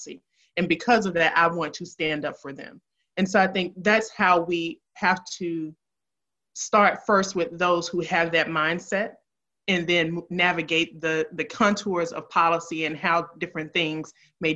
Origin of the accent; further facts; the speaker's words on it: Memphis, Tennessee, United States; I grew up in Memphis